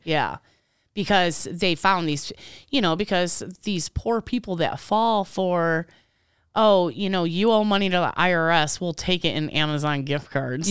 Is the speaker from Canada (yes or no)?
no; Michigan, United States; I was born in Michigan.